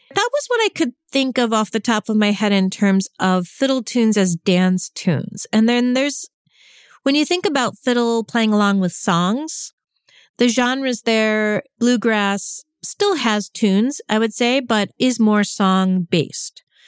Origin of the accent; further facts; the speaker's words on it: New York, United States; I grew up in New York, which is not New England